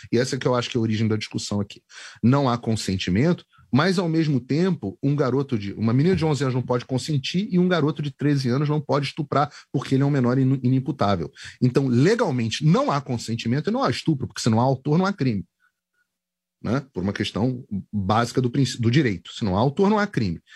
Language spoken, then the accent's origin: Portuguese; Rio de Janeiro, Brazil; now in United States; eu sou carioca